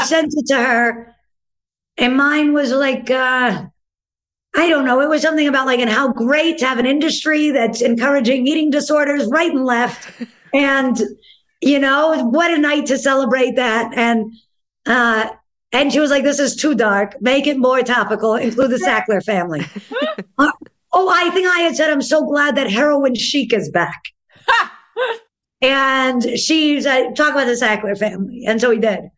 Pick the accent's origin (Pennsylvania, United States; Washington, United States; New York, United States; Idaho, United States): New York, United States; New York City; there are definite pros of being a New Yorker